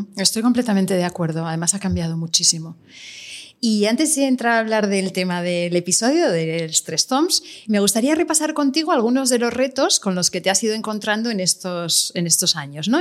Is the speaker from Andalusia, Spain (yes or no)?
no; La Garrotxa, Catalonia, Spain; yo ahora mismo en mi pueblo, en La Garrocha